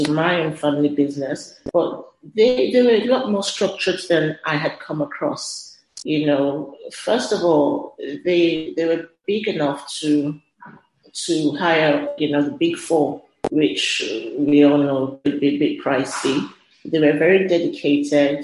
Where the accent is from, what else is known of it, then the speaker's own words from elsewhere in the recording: Lagos, Nigeria; Growing up in Lagos, I was kind of mandated to do a gap year